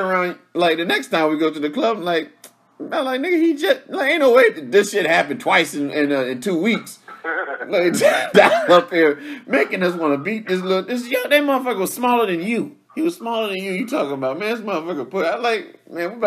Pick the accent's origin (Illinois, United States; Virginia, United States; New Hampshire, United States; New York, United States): Virginia, United States; growing up in Virginia, we very big on, like, our Virginia artists